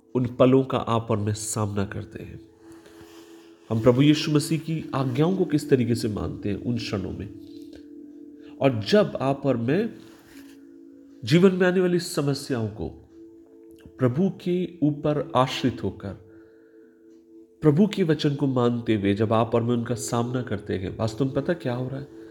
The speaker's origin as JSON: {"language": "Hindi", "region": "Maharashtra", "country": "India", "said": "मैं महाराष्ट्र से आता हूँ"}